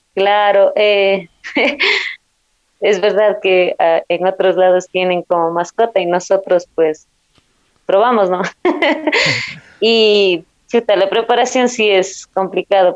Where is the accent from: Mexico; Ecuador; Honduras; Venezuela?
Ecuador; Zumbagua, Cotopaxi; mi, de mi pueblo Zumbagua